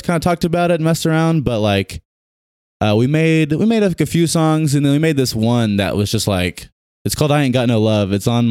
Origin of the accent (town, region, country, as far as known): Tulsa, Oklahoma, United States; born or raised there; also born or lived in Baton Rouge, Louisiana / California